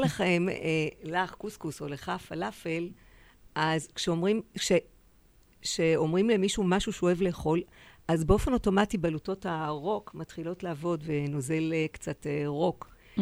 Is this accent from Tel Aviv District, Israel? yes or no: yes; Tel Aviv, Tel Aviv District, Israel; בתל אביב